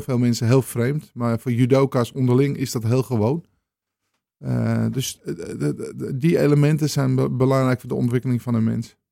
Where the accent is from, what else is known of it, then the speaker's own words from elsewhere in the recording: Amsterdam, North Holland, Netherlands; moved away as an adult; now in Purmerend, Netherlands; Ik kom zelf uit de Jordaan in Amsterdam. En ehm, ik eh, woon sinds 1999, 1990 eh, in Purmerend